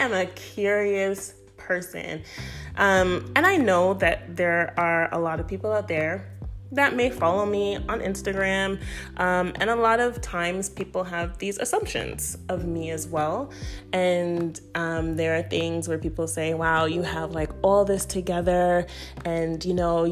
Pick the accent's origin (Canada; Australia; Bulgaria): Canada; Toronto, Ontario; moved away as an adult; also born or lived in Florida / Connecticut; now in Maryland, United States; I am originally from Toronto